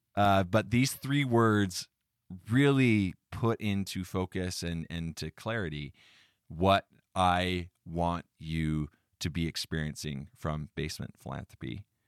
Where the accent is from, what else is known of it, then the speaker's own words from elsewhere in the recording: United States; I was born in America, a free country